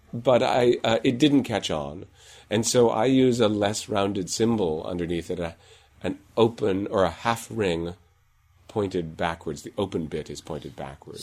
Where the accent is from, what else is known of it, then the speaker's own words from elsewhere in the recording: Iowa, United States; moved away; I'm from Iowa originally, and so I get a little bit of extra rounding in there